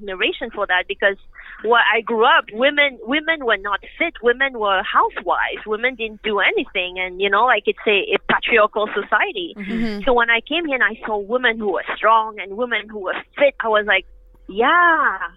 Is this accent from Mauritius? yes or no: yes; Mauritius; now in Canada; I grew up in Mauritius, which is an island off the east coast of Africa